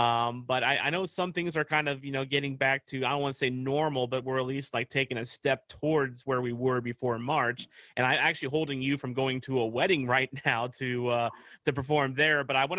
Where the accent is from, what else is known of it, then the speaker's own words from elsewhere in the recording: Pevely, Missouri, United States; I actually spent some time growing up in Peavey